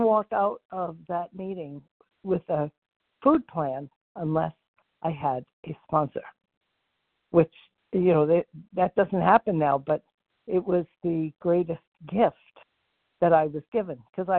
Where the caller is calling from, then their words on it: Florida, United States; Okay, F is in Frank, and I am in Florida.